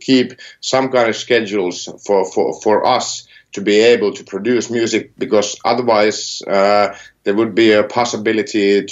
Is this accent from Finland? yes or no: yes; near Helsinki, Uusimaa, Finland; I'm not from Karhula. I'm like from near Helsinki